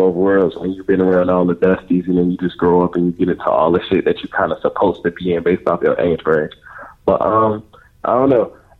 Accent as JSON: {"language": "English", "town": "Chicago", "region": "Illinois", "country": "United States", "tie": "born or raised there", "said": "I'm from the South Side of Chicago, Wild Hunters. Born and raised."}